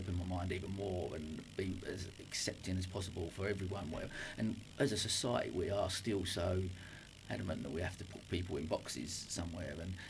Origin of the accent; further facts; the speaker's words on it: Dagenham, London, United Kingdom; now in Brighton, United Kingdom; a bloke who's born and bred in Dagenham